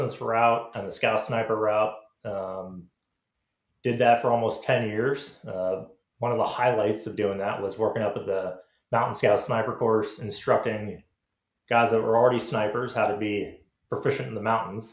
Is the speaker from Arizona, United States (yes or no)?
no; Orange Park, Florida, United States; moved away; I grew up in Florida